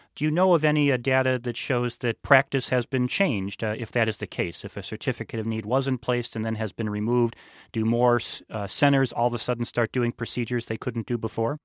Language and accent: English; Illinois, United States; my home state of Illinois